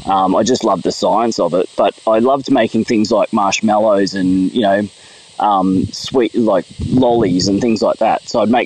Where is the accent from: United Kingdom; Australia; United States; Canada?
Australia; Palmwoods, Queensland; I grew up in Palmwoods, which is, you know, probably, I don't know, half an hour from where I am here.